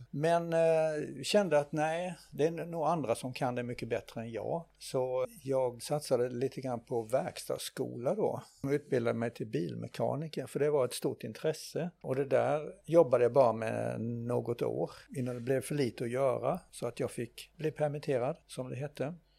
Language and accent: Swedish; Nättraby, Blekinge, Sweden; jag eh, är ju född och uppvuxen här i Nättraby i Blekinge